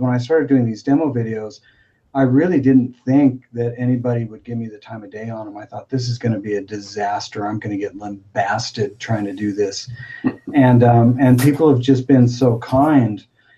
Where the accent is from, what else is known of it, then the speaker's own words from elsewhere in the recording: Spring Hill, United States; I'm just dude from Spring Hill